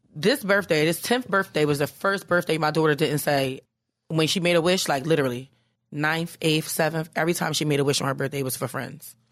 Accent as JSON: {"language": "English", "town": "Philadelphia", "region": "Pennsylvania", "country": "United States", "moved": "yes", "lives_now": "New York, United States", "said": "I'm from Philly"}